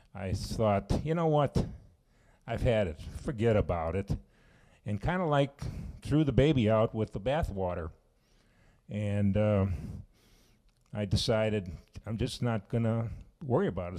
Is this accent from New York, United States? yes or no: no; Chicago, Illinois, United States; now in Sauk Prairie, United States; I'm from Chicago area